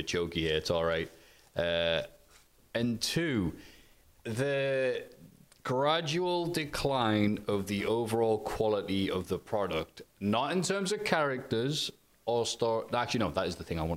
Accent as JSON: {"language": "English", "country": "United Kingdom", "said": "I'm British"}